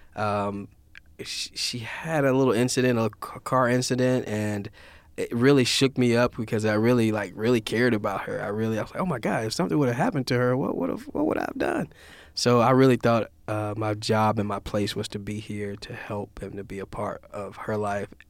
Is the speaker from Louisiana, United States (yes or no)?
yes; Louisiana-Mississippi border, United States; I'm from Louisiana, Mississippi border, so all of our parties are, all, uh, Creole, New Orleans, jazzy type of party.